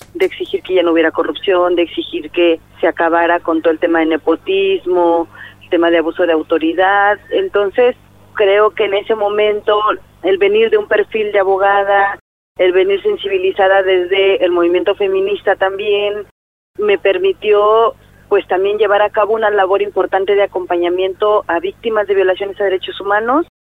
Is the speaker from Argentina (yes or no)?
no; Oaxaca de Juárez, Oaxaca, Mexico; also born or lived in Sierra Sur, Oaxaca; soy de Oaxaca de Juárez y mi familia es originaria de la Sierra Sur. Yo crecí en un espacio comunitario